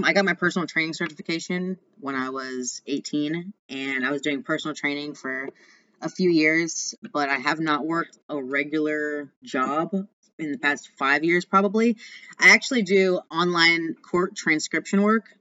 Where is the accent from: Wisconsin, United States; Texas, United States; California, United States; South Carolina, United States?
Texas, United States; Austin; he actually lives in my hometown. He lives in Austin, Texas, which is where I'm